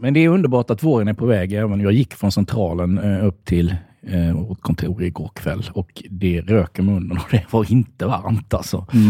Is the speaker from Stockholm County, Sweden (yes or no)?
no; Halland County, Sweden; now in Gothenburg, Sweden; jag är inte född i Göteborg, jag är hallänning.